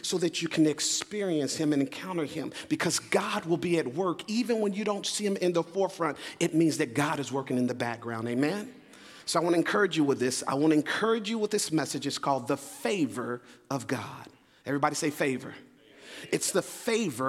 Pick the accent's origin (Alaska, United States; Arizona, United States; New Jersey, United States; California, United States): Arizona, United States; Phoenix; moved away; also born or lived in Leesburg, Virginia; I'm originally from Phoenix, Arizona, but this in many ways is home for us